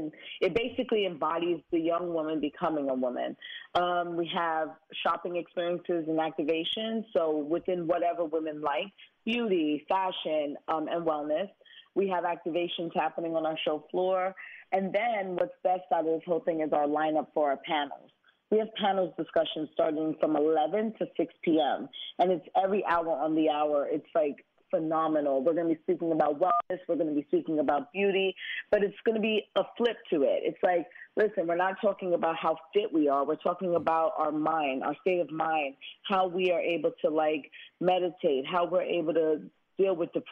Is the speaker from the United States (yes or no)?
yes; Brooklyn, New York, United States; Me growing up in Brooklyn, I could have taken a different route.